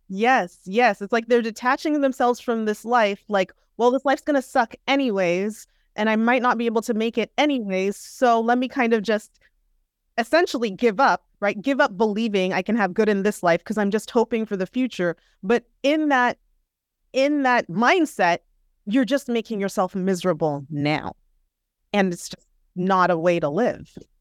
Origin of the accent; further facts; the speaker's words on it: Southern California, United States; also born or lived in Minneapolis, Minnesota / Manhattan, New York; I grew up in Southern California